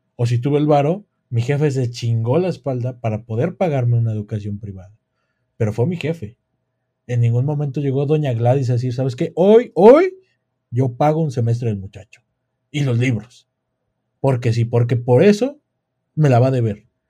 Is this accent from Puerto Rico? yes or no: no; Mexico; nosotros como mexicanos